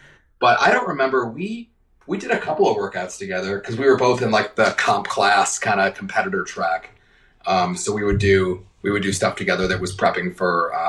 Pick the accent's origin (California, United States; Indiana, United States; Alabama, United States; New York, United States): New York, United States; moved away as an adult; now in Charlotte, United States; I grew up in New York. Came to Charlotte about a decade ago, actually this year. Came for work.